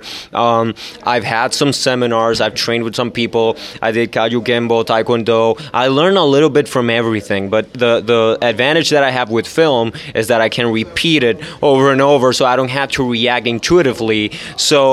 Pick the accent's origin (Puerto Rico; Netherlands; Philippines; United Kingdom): Puerto Rico; I'm from Puerto Rico